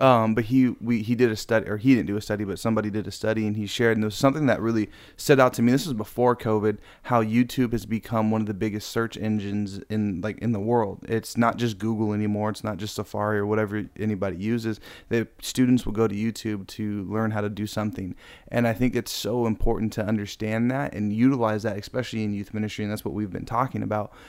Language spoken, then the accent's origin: English; Riverside, California, United States; also born or lived in Norco; I grew up in Riverside. That's where I, I used to live before moving to, I guess, Hick Town, Norco